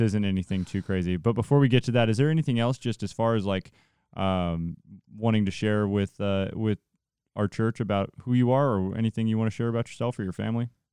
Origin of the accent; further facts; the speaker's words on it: Central Valley, California, United States; I'm from the Central Valley